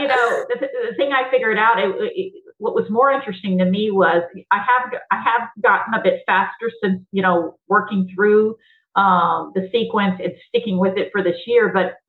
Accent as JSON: {"language": "English", "region": "the South", "country": "United States", "tie": "born or raised there", "said": "because my mom would say, you know, growing up in the South, you know, stop throwing a hissy fit."}